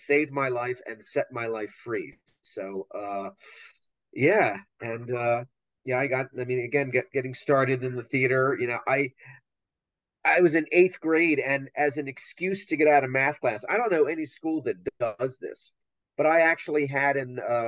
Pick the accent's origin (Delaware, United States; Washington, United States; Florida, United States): Delaware, United States; Wilmington; moved away as an adult; also born or lived in Pennsylvania / New York; now in Ohio, United States; I grew up in Wilmington, Delaware, and in Pennsylvania